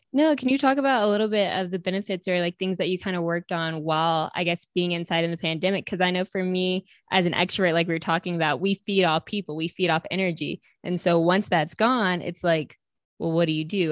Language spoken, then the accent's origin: English; upstate New York, United States; I'm from upstate New York